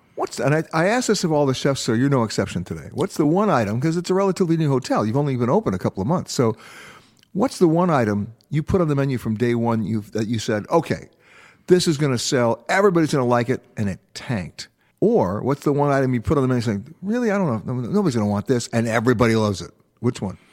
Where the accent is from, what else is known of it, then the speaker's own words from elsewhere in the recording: New York, United States; also born or lived in Los Angeles; I'm born and raised in New York. I also live in Los Angeles.